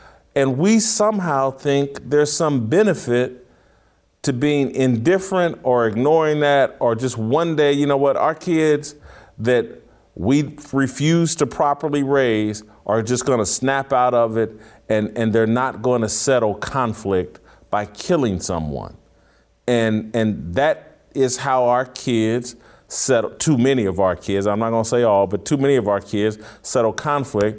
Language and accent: English; Indianapolis, Indiana, United States; I'm from Indianapolis. My mother lives in Indianapolis